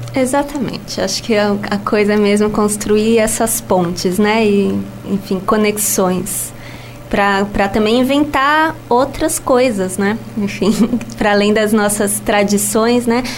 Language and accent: Portuguese; São Paulo, Brazil; moved away as an adult; now in Lisbon, Portugal; eu sou brasileira de São Paulo, capital, e vivo em Lisboa há cinco anos.